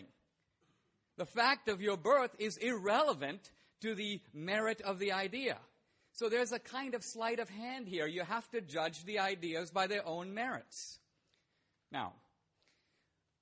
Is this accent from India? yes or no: yes; India; I was born in India